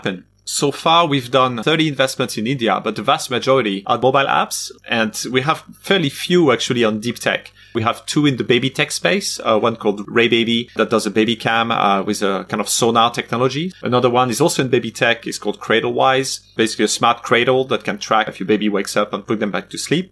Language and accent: English; France; I'm from France